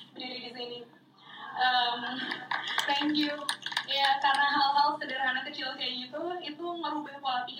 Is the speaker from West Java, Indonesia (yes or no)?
yes; Bandung, West Java, Indonesia; moved away as an adult; now in Jakarta, Indonesia; saya dari Bandung pindah ke Jakarta dari yang segala sesuatunya diurusin sama keluarga jadi urus